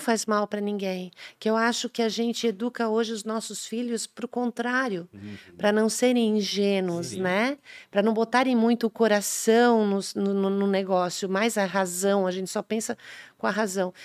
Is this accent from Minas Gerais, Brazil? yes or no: no; Indaial, Santa Catarina, Brazil; eu nasci em Dayal